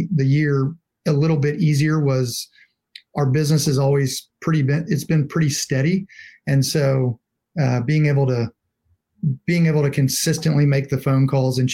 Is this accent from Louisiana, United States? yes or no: yes; Louisiana, United States; moved away as an adult; now in Nashville, United States; grew up in Louisiana, graduated from LSU and moved back